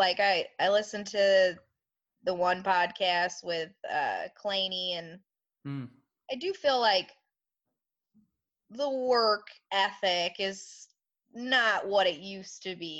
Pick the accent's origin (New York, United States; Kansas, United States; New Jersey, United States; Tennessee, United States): New York, United States; Rochester; now in Oklahoma, United States; I'm also from New York, so everything is fast-paced there.